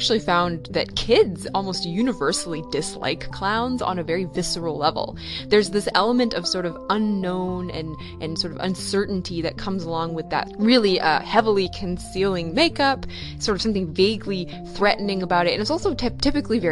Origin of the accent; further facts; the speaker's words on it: Maine, United States; I'm from Maine